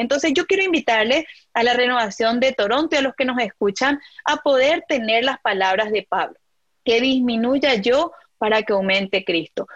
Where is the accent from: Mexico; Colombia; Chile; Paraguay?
Paraguay; moved away as an adult; now in Philadelphia, United States; mi comunidad de renovación en Paraguay